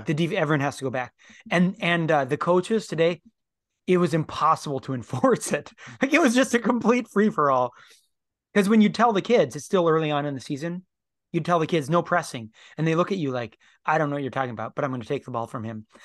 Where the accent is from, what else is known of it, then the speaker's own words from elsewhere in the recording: United States; as American Christians